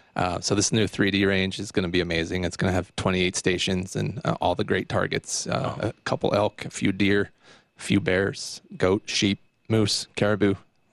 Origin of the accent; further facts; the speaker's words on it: Douglas County, Colorado, United States; I was born and raised in Douglas County, so I've lived here all my life.